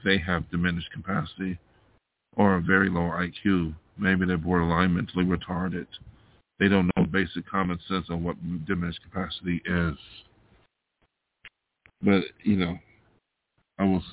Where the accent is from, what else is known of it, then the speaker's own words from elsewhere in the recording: New York, United States; moved away as an adult; now in Los Angeles, United States; I came out here from my hometown of New York State to be an artist